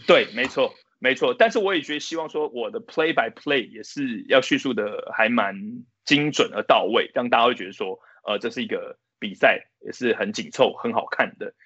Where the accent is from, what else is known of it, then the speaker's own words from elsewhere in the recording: Taiwan; 我们就是台湾人